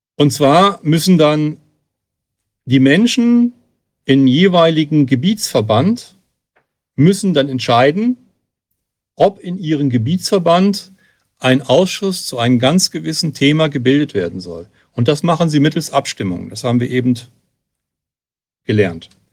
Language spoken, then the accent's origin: German; Hesse, Germany; ich komme aus Hessen